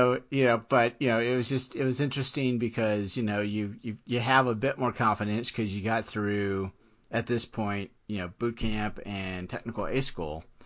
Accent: Florida, United States; moved away as an adult; also born or lived in Washington, D.C.; I grew up in Florida

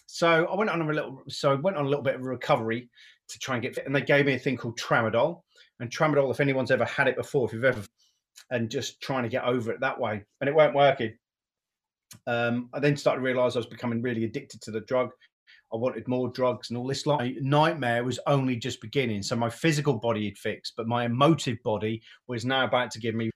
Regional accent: Great Yarmouth, East of England, United Kingdom; I'm from Great Yarmouth

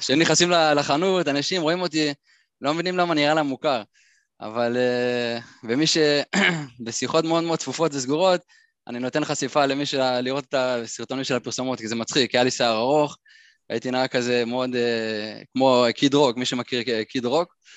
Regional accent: Ra'anana, Central District, Israel; moved away as an adult; אני נולדתי ברעננה, ככה גדלתי

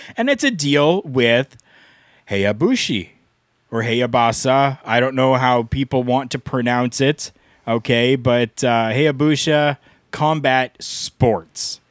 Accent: Canada; I'm Canadian. I call it pop.

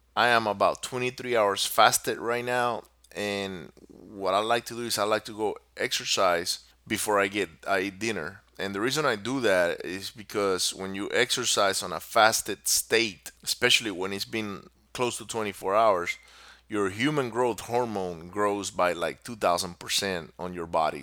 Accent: Venezuela; moved away; also born or lived in Singapore; I grew up in Venezuela

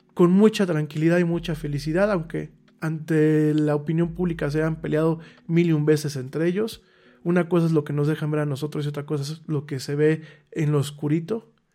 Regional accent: Mexico; Yo ya no me considero ciudadano solamente mexicano

